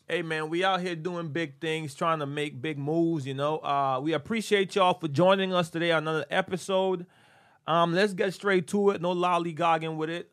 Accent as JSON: {"language": "English", "country": "Honduras", "tie": "born or raised there", "moved": "yes", "said": "we grew up in Honduras"}